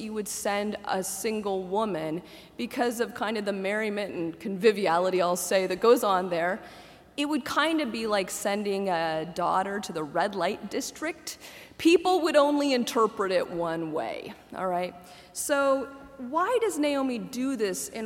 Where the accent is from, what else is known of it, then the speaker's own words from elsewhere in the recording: Muncie, Indiana, United States; I grew up in Indiana, where basketball was and is revered